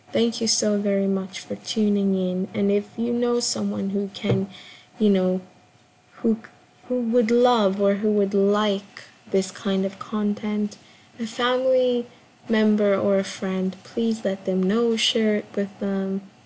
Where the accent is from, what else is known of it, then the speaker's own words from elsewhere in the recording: Kenya; I'm a Kenyan born performance artist